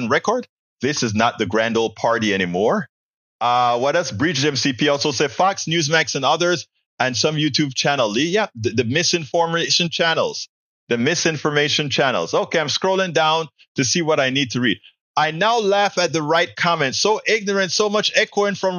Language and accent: English; Panama; now in United States; we Panamanians would come and pollute their school